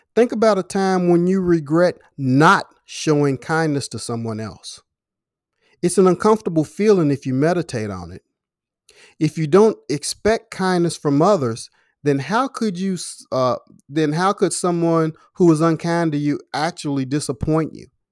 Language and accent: English; Louisville, Kentucky, United States; in my hometown, Louisville, Kentucky right now